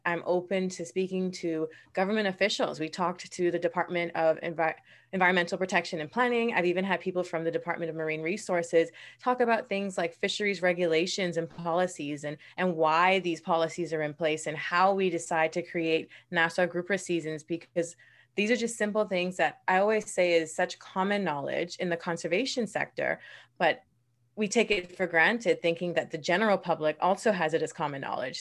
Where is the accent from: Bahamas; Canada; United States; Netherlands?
Bahamas; born in the Bahamas and raised in this beautiful country